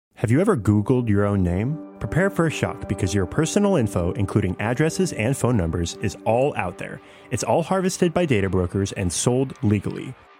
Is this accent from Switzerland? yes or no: yes; Switzerland; als Schweizer